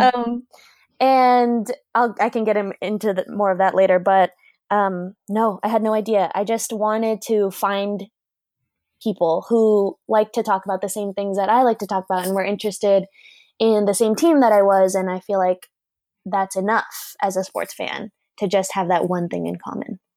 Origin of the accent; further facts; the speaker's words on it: Portland, Oregon, United States; growing up in Portland